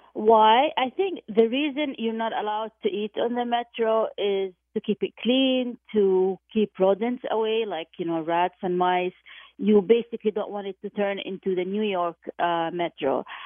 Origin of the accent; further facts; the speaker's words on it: Jordan; moved away; I went back to my hometown of, of Jordan